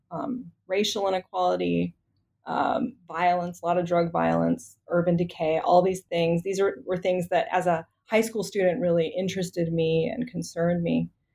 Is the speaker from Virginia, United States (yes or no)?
yes; Richmond, Virginia, United States; moved away as an adult; also born or lived in Chicago / Washington, D.C.; I grew up in Richmond, Virginia